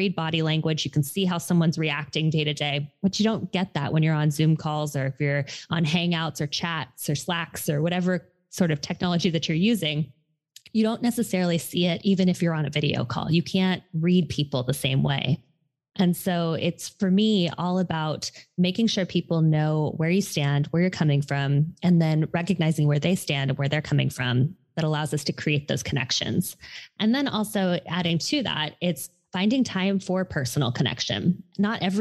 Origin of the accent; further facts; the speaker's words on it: Hawaii, United States; moved away; I am originally from Hawaii, and I had gone home to help my mother